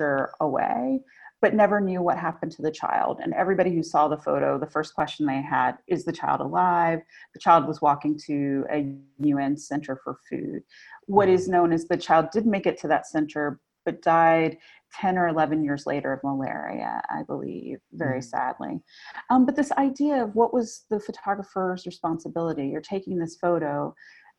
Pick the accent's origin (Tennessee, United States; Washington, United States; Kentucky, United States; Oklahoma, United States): Tennessee, United States; Memphis; also born or lived in North Carolina; now in New York, United States; I grew up in Memphis.